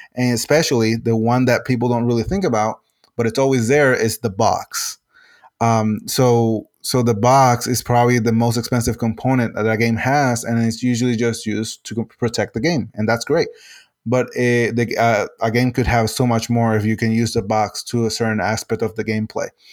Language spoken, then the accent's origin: English; Puerto Rico; first language Spanish; English is a second language; I'm originally from Puerto Rico, uh, so my main language is Spanish